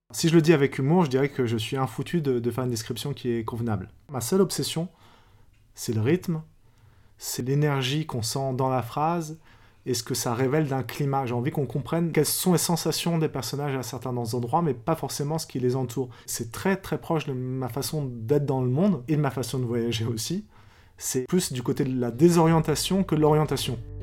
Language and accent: French; France; J'ai grandi en France, je suis né en France